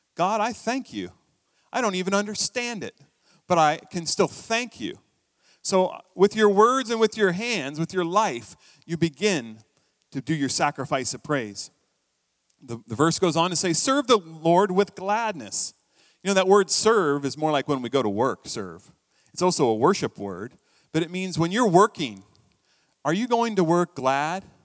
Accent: United States; now in Canada; I'm American

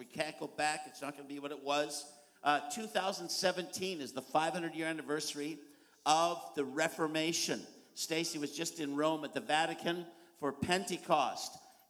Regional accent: Kelowna, British Columbia, Canada; I come from the Okanagan Valley in British Columbia, Canada, 4 hours east drive of Vancouver, because no one in the world knows even how to say Kelowna.

